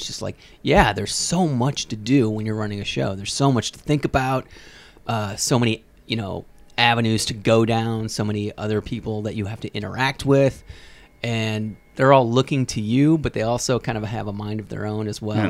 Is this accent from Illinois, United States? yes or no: yes; Peoria, Illinois, United States; now in Los Angeles, United States; No, I'm from Peoria, Illinois.